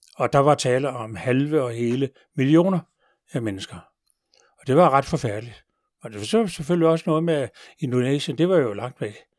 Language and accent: Danish; Denmark; vi jo danskere